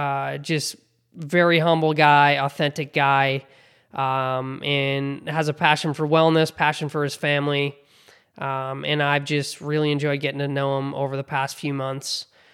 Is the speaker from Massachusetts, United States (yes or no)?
yes; Hingham, Massachusetts, United States; I grew up in Hingham, similar town, you know, south of Boston